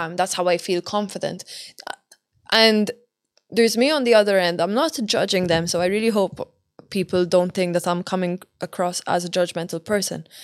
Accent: Malta; now in Dublin, Ireland; I come from Malta

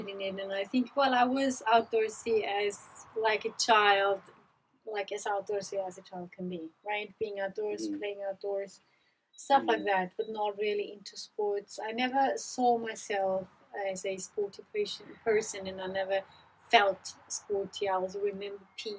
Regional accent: Pinzgau, Salzburg, Austria; also born or lived in Leeds; I grew up in Pinskau, very rural countryside.

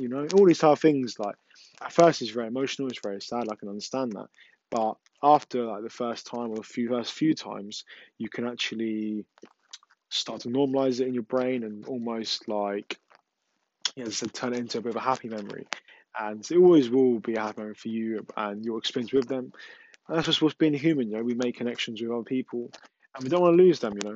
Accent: England, United Kingdom; I know I'm from England, but my English is not the best

